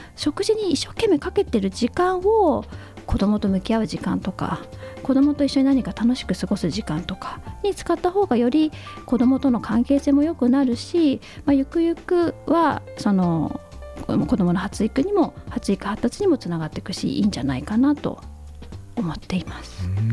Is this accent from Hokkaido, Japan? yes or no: yes; Hakodate, Hokkaido, Japan; 私北海道の函館市というところにいたんですが、はい、もう本当に田舎なので受験戦争もなく